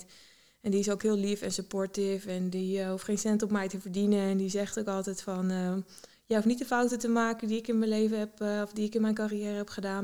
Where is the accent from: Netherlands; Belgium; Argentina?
Netherlands; Heeten, Overijssel; moved away as an adult; also born or lived in Zwolle; now in New York, United States; Ik kom uit Heten, hmm vlak bij Deventer in de buurt. En ja, echt in de natuur, ja, plattelandsmeisje opgegroeid wel.